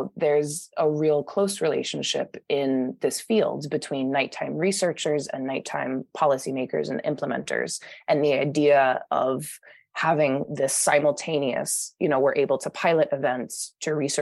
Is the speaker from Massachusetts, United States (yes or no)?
yes; Boston, Massachusetts, United States; moved away; I'm from Boston originally